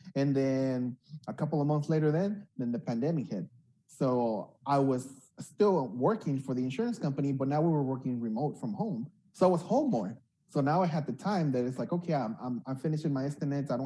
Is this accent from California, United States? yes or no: yes; Los Angeles, California, United States; also born or lived in Uruapan, Michoacán, Mexico / Denver, Colorado / Monterey Park; my parents brought me when I was about 8, 9 years old. And we came to East LA. I grew up most of my teenage years in East LA until I was about 16